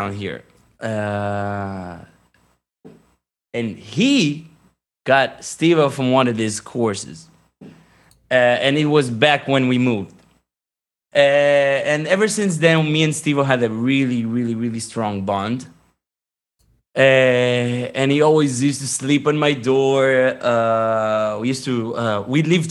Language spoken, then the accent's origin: English; Jerusalem, Jerusalem District, Israel; English is a second language; Jerusalem in the 90s was awesome. Growing up and it really, like, that was the time, the best time to grow over there